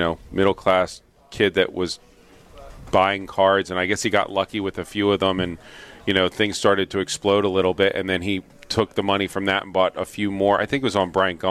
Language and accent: English; Philadelphia, Pennsylvania, United States; also born or lived in Pittsburgh; I was born in Philadelphia and grew up there.